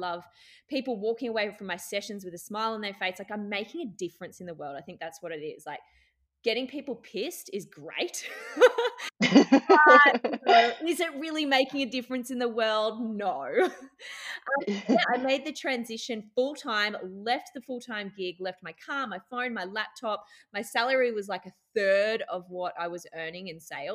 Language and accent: English; Brisbane, Queensland, Australia; moved away as an adult; also born or lived in Newcastle, New South Wales / Dubai; now in Byron Bay, Australia; I was born in Newey, so I was a Newey girl, but I did most of my growing up in Brisbane